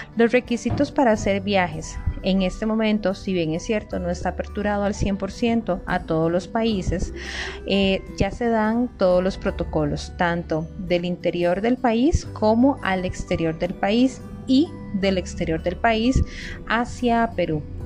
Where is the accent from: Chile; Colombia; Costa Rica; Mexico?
Costa Rica; nuestro país de Costa Rica